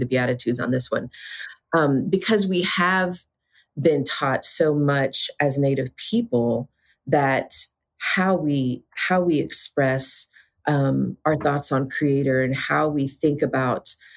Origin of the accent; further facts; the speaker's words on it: Southeast, United States; I'm from the Southeast